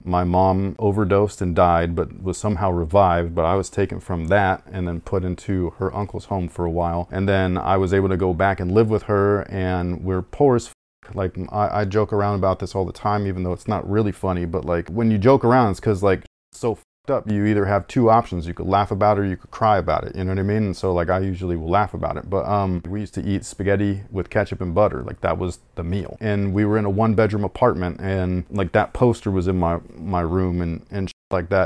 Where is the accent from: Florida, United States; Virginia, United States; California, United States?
California, United States; Sacramento; I'm from Sacramento